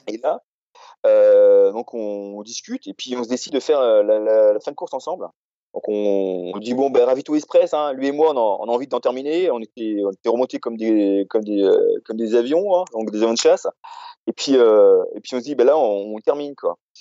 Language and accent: French; Réunion; moved away; j'ai grandi, donc, à La Réunion.